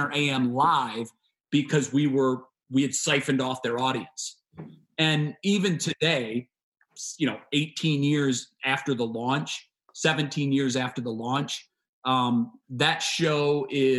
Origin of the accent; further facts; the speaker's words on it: Sandusky, Ohio, United States; now in Cleveland, United States; So I still get to taste my hometown and see all of my friends and family there.